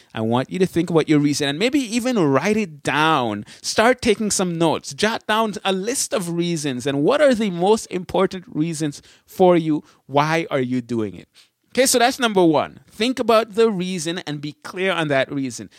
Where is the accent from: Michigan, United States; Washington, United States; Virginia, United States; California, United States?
Michigan, United States; Berrien Springs; I say I'm from Michigan. And when they ask, "Where, hey, where in Michigan?" It's always the same thing. I say, "Berrien Springs, Michigan."